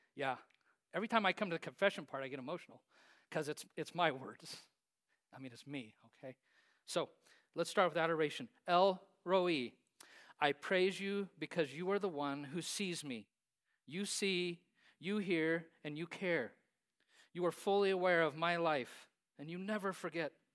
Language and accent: English; Hays, Kansas, United States; I grew up in Hayes, Kansas.